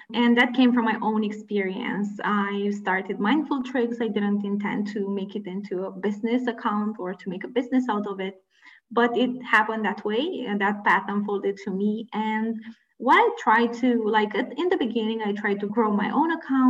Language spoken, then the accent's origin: English; Romania; I come from Romania. I was born and raised in Romania, which is a previous communist country.